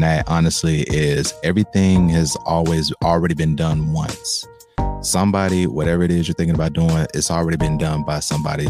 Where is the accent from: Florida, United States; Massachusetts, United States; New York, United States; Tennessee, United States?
Tennessee, United States; Memphis; me coming from Memphis